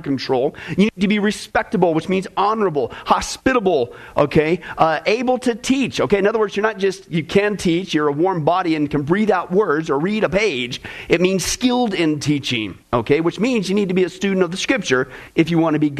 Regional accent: Kansas, United States; growing up in Kansas

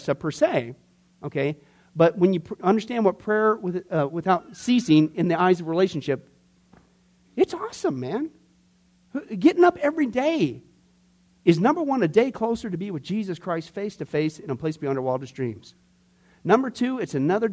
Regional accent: Midwest, United States; growing up in the Midwest

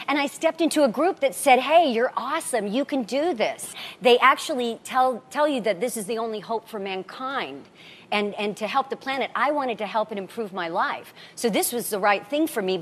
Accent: Nebraska, United States; I was raised Catholic. I'm from Nebraska, from a family of 10 kids

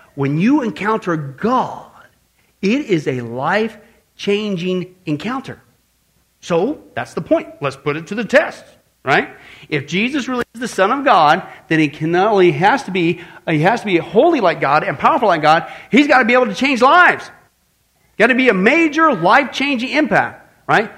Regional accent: Midwest, United States; growing up in the Midwest

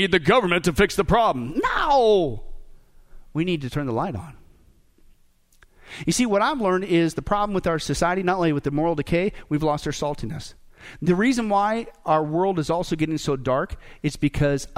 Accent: Kansas, United States; now in Las Vegas, United States; I grew up in Kansas

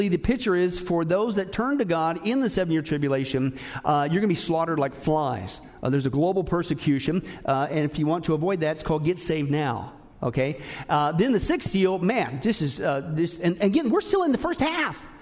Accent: Kansas and Nebraska, Midwest, United States; I grew up in Kansas and Nebraska

